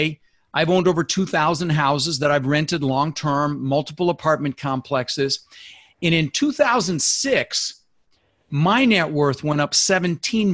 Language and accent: English; Denver, Colorado, United States; born or raised there; also born or lived in Netherlands